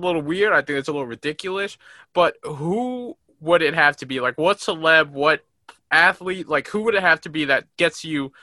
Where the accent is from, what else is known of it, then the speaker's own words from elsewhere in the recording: New York, United States; I'm from New York